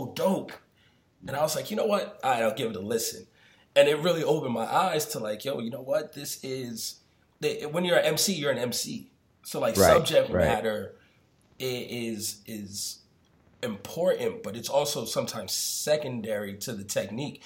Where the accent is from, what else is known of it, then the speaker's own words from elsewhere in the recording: New York, United States; I'm from New York. Like, you know, I grew up during the 90s